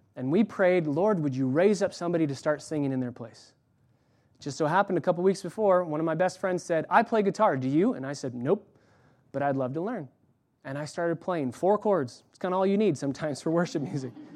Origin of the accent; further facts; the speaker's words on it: California, United States; I was born in California.